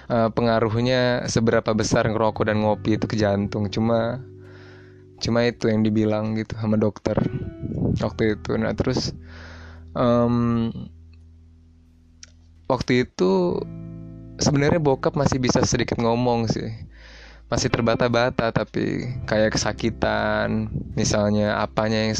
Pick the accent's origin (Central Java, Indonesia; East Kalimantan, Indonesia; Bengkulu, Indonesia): Bengkulu, Indonesia; gue balik lah balik kampung gue ke Bengkulu gue dari Bengkulu by the way dan gue SMA di Jababeka di SMA Presiden